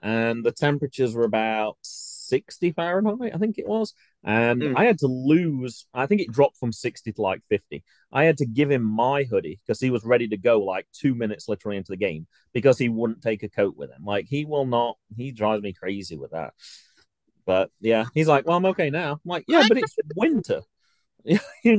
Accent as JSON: {"language": "English", "region": "England", "country": "United Kingdom", "moved": "yes", "lives_now": "Ohio, United States", "said": "I mentioned I was from England."}